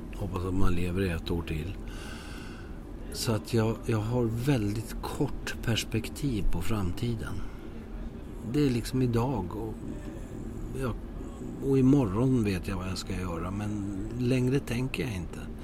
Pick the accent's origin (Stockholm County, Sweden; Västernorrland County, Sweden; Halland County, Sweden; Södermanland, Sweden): Stockholm County, Sweden; Södertälje; moved away; also born or lived in Landskrona; jag växte upp i Södertälje